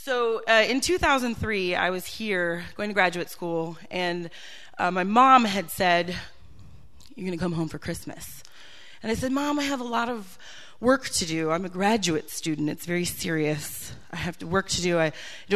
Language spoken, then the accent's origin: English; Green Bay, Wisconsin, United States; also born or lived in Milwaukee, Wisconsin; I grew up in Wisconsin